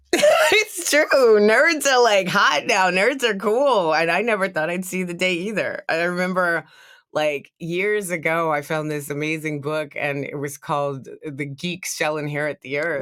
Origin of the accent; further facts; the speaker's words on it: the South, United States; I'm from the South